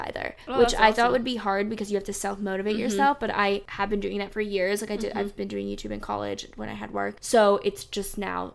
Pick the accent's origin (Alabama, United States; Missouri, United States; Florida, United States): Florida, United States; South; also born or lived in Charlotte, North Carolina; now in North Carolina, United States; I grew up in South Florida. I grew up like in kind of in between Fort Lauderdale and Miami, I guess.